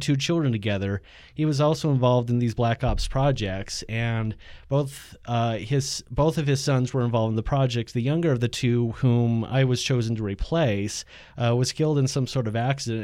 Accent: Utah, United States; also born or lived in Ohio; So from there, it's like, came out to Utah and lived with this family

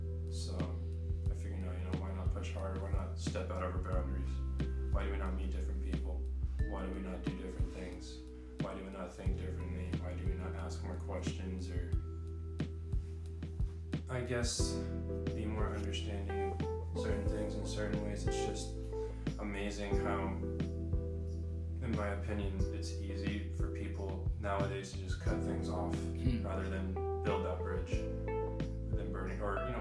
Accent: San Jose, California, United States; moved away as an adult; now in Sacramento, United States; growing up in San Jose, how most of my family and friends are still down there

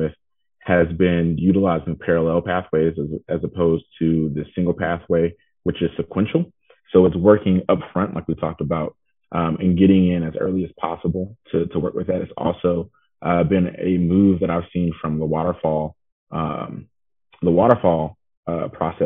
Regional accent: Atlanta, Georgia, United States; also born or lived in Clemson, South Carolina; I am originally from the Atlanta, Georgia area.

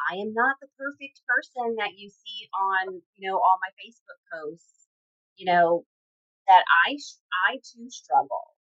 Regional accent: Louisiana, United States; moved away as an adult; also born or lived in California; now in Houston, United States; growing up in Louisiana.

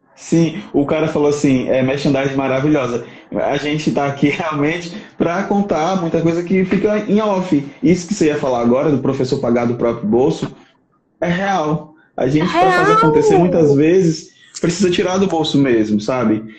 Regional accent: Aracati, Ceará, Brazil; also born or lived in sertão, Ceará; minha mãe mora lá no litoral, lá em Aracati, de onde eu sou, né? Que de fato eu sou de Aracati

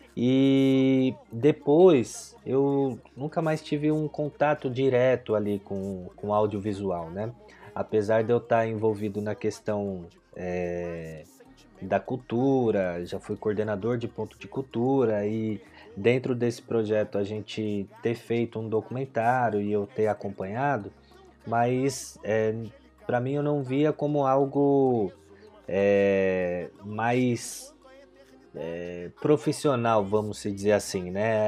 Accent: São Bernardo do Campo, São Paulo, Brazil; Eu sou de São Bernardo do Campo, ABC Paulista

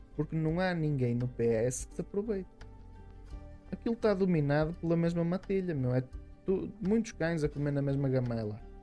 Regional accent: Minho, Portugal; eu sou minhoto e os minhotos são assim muito labregos

